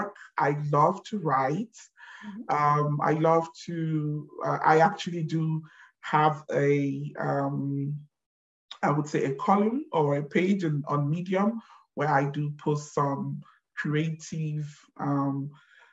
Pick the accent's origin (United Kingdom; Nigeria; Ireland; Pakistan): Nigeria; moved away as an adult; now in Germany; I have been living in Germany for the last 16 years, but born and bred, born and raised in Nigeria